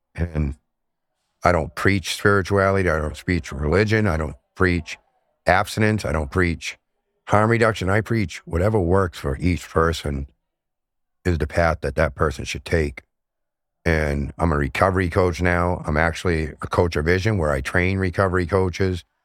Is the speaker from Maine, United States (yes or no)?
yes; Portland, Maine, United States; now in Auburn, United States; I'm from Portland, Maine. I now live in Auburn, Maine.